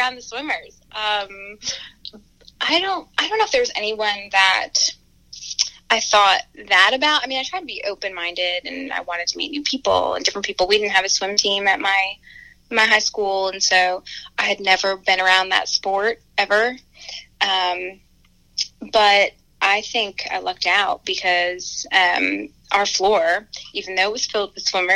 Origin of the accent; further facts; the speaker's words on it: Honesdale, Pennsylvania, United States; my hometown Honesdale is like. It's like 4,000 people and small, and it's, you know, rural, so it's very woodsy